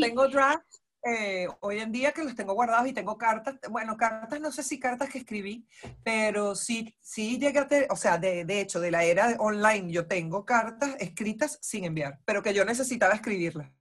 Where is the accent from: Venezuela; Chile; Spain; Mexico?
Venezuela; moved away as an adult; now in Argentina